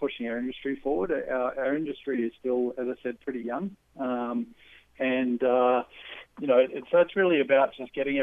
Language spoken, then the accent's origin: English; Australia; also born or lived in New Zealand; I'm an Aussie